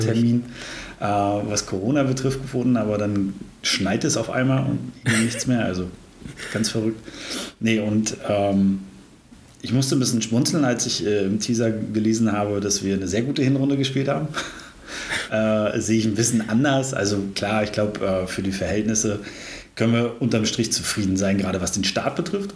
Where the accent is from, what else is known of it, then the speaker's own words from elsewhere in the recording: Brandenburg, Germany; moved away as an adult; now in Greifswald, Germany; Ich bin äh, aber gar nicht so weit geboren und aufgewachsen, sondern, äh, oder vielmehr in der Brandenburg